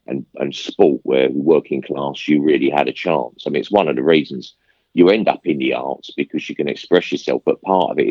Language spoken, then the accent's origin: English; London, United Kingdom; I come from Stepney, and it was all council flats